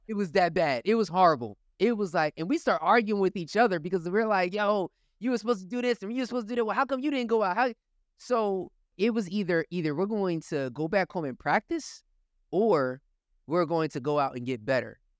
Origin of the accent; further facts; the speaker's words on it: Willingboro, New Jersey, United States; Willowboro is the town that I grew up